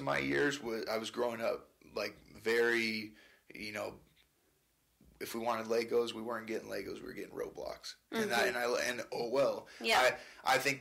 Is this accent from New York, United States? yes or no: no; Stockton, California, United States; moved away as an adult; also born or lived in Italy; I grew up in Stockton from the time I was 3 to the time I was 18 when I finally moved up here